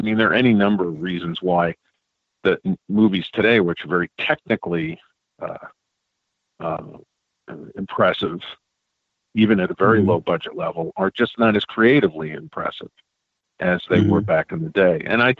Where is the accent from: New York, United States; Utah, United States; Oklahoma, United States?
New York, United States; New York City; I grew up in New York City